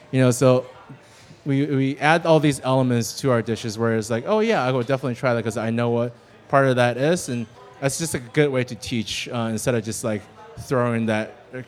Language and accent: English; China; I remember growing up in China and during, especially New Year's, Lunar New Year, that we would sit around a table, my grandma would roll the dough, and then the rest of us would sit around and just make dumplings.